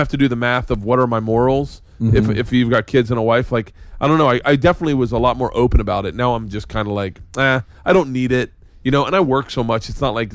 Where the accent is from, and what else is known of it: Tampa, Florida, United States; born or raised there; moved away